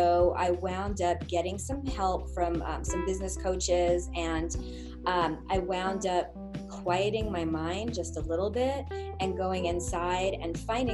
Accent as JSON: {"language": "English", "area": "Long Island", "region": "New York", "country": "United States", "tie": "born or raised there", "said": "I grew up in a area in Long Island where most of the people there were not hippies."}